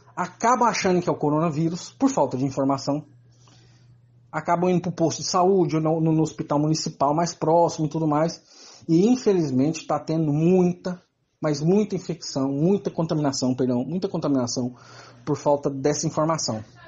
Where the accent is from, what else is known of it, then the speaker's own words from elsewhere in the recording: Salvador, Bahia, Brazil; sou de Salvador